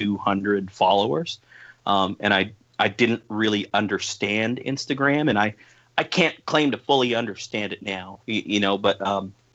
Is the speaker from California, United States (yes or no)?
yes; East Bay, California, United States; at the youth center here in my hometown